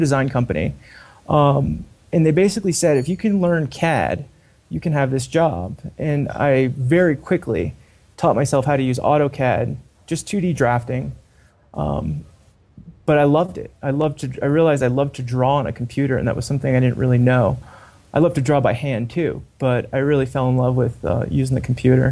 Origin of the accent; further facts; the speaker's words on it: Dumont, New Jersey, United States; also born or lived in Walden, Colorado; graduated high school in New Jersey, Bergen County, right outside New York City.